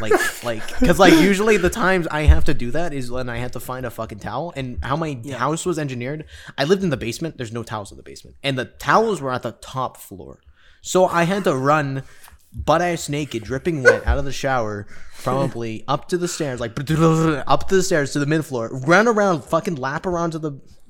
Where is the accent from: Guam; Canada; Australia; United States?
Canada; we're Canadian.